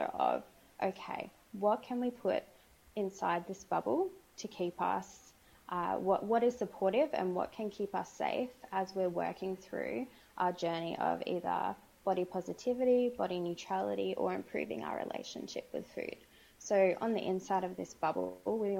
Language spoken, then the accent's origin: English; Sydney, New South Wales, Australia; I'm Australian. I'm from Sydney.